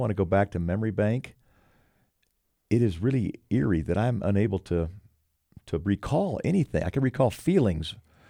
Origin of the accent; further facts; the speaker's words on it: Houston, Texas, United States; I was an Oiler. I was from Houston. My folks were there.